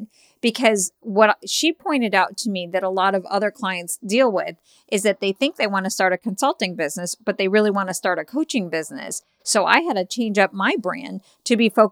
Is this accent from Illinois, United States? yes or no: yes; Chicago, Illinois, United States; I'm from Chicago